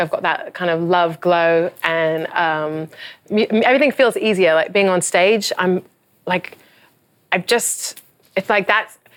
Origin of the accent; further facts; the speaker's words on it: England, United Kingdom; now in United States; I'm from England. I'm a foreigner.